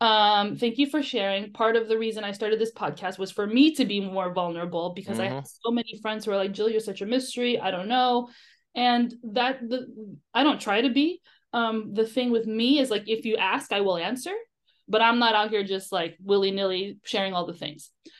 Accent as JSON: {"language": "English", "country": "United States", "tie": "born there", "said": "And I just think it's circumstance that I was born in America, right?"}